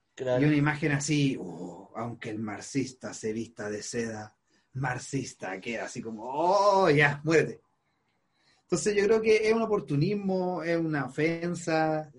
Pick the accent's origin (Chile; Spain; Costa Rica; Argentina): Chile